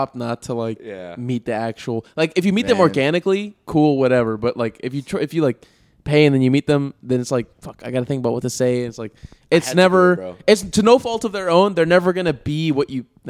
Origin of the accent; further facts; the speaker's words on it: Texas, United States; I'm from Texas.